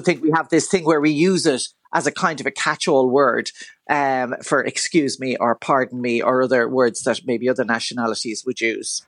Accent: Dún Laoghaire, Leinster, Ireland; I grew up around Dunleary and I still live around Dunleary.

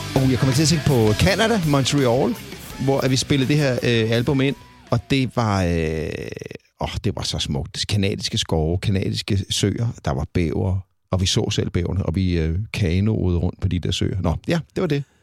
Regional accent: Copenhagen, Capital Region of Denmark, Denmark; jeg kommer fra København

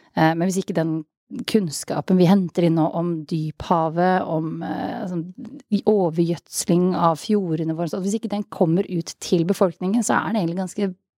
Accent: Østfold, Norway; jeg jo fra Østfold

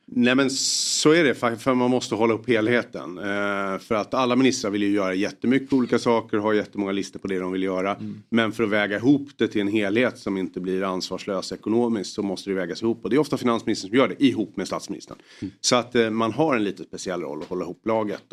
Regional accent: Solna, Stockholm County, Sweden; Jag är född och uppvuxen i Solna, så att, eh, i Bergshamra

